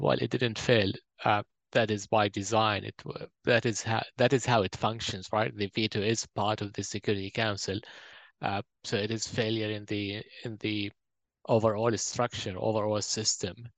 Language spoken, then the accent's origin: English; Jordan; also born or lived in Palestine (ancestry); now in New Zealand; Their families were expelled from Palestine in 1948, and they ended up in Jordan. That was where I was born. Then we came to New Zealand in 2014, and I'm based in Narawa here